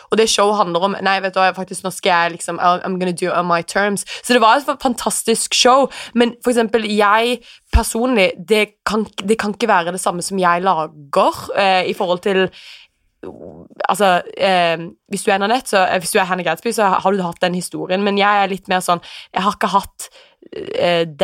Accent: Houston, Texas, United States; also born or lived in England; Ja, jeg, jeg er amerikaner. Jeg ble født i Houston, Texas.

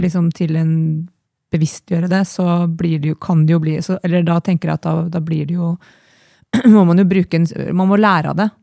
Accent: Trondheim, Trøndelag, Norway; also born or lived in Oslo; now in Eina, Norway; jeg kom fra Trondheim

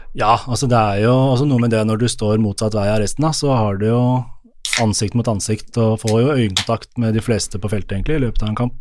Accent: Oslo, Norway; jeg er oppvokst på Oslo øst

